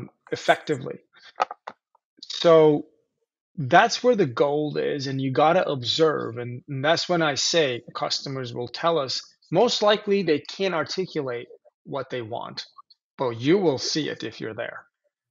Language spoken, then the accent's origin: English; Turkey; moved away; I grew up in Turkey